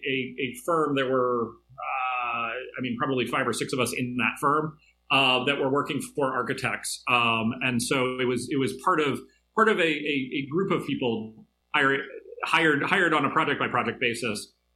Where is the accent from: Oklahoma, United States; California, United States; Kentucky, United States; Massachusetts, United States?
Kentucky, United States; Louisville; now in Pittsburgh, United States; I grew up a lot of different places, but I mostly grew up in Louisville, Kentucky.